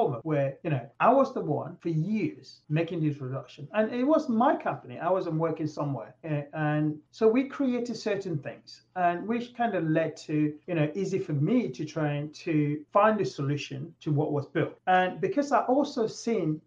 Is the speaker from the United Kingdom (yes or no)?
yes; England, United Kingdom; moved away as an adult; now in United States; I'm from England